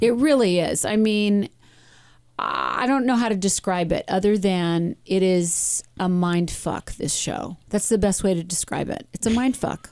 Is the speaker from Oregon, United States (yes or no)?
yes; Medford, Oregon, United States; moved away; my time in Medford, growing up